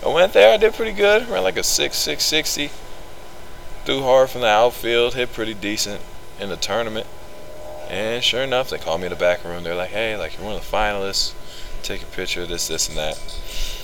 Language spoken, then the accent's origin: English; Culver City, California, United States; also born or lived in Gardena, California; I'm from Southern California in the Culver City area. I went to Sarah High School in Gardena